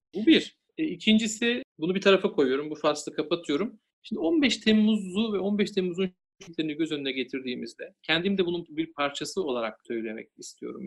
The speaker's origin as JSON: {"language": "Turkish", "region": "Denizli", "country": "Turkey", "said": "ben Denizliliyim. Aslen de yürüyüm"}